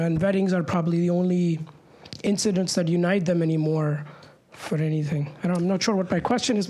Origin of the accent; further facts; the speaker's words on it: India; Being an Indian